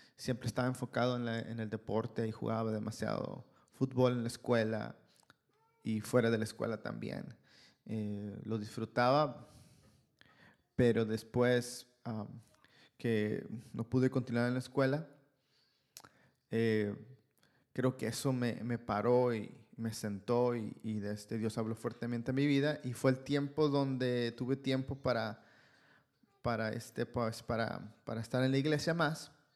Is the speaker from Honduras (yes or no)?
no; Ciudad Obregón, Sonora, Mexico; moved away as an adult; now in Canada; Yo soy de Ciudad Obregón, Sonora, México